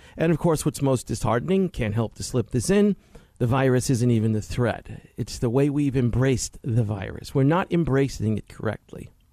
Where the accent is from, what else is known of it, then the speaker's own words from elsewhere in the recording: New York City, New York, United States; moved away; I grew up in Queens in the sixties.